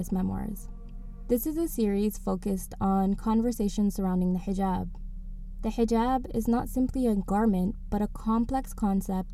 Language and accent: English; Toronto, Ontario, Canada; Growing up in Toronto